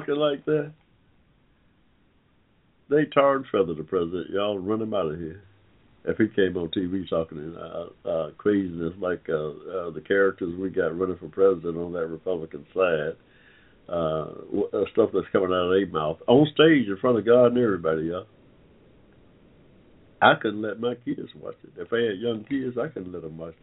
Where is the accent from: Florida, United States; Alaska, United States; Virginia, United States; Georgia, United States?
Georgia, United States; Atlanta; I'm from Atlanta, Georgia